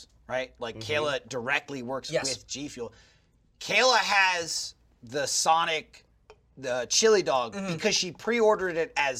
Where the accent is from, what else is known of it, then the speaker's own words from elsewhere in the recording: Southwest, United States; now in Texas, United States; I'm from the Southwest.